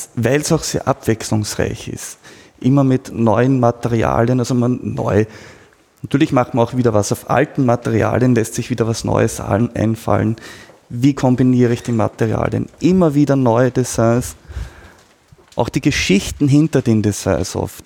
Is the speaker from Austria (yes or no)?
yes; Austria; bei uns in Österreich